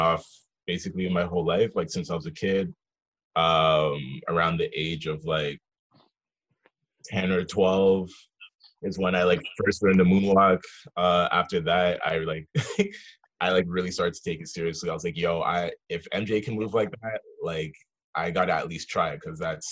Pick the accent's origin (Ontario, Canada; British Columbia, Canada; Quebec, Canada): British Columbia, Canada; Vancouver; also born or lived in Nova Scotia; I was born in Nova Scotia, raised in Vancouver